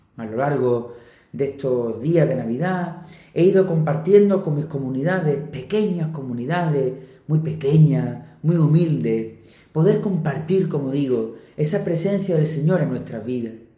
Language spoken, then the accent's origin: Spanish; Andalusia, Spain; de aquí, de mi tierra, de Andalucía